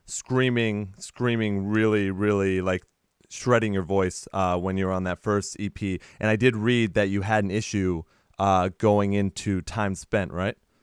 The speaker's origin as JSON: {"language": "English", "region": "Texas", "country": "United States", "also_born_or_lived": "Boston area", "moved": "yes", "lives_now": "Boston, United States", "said": "from Texas."}